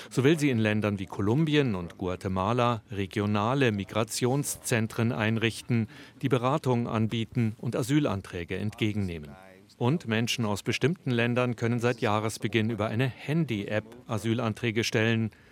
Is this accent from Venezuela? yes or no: yes; Maracaibo, Zulia, Venezuela; now in United States; ich komme aus